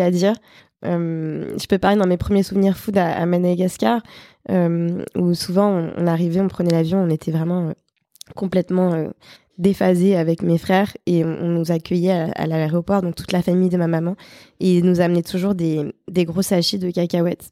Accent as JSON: {"language": "French", "town": "Paris", "region": "Île-de-France", "country": "France", "tie": "born or raised there", "also_born_or_lived": "Montpellier", "said": "j'ai vécu là-bas à peu près 5 ans. Et puis ensuite, on est monté à Paris pour le travail de mon papa. Et on est resté là"}